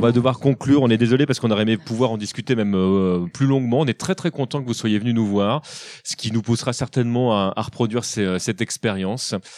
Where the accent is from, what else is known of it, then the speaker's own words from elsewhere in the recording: France; chez nous, en France, on a quand même une, culture